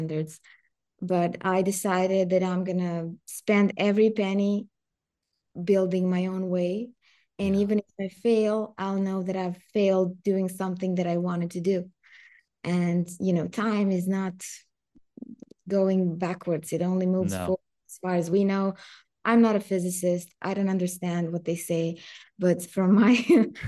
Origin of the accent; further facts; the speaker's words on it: Serbia; English is a second language; I come from Serbia.